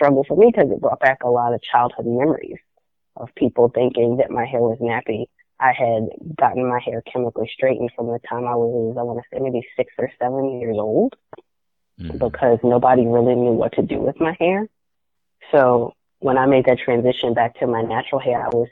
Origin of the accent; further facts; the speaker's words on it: the South, United States; I grew up in the South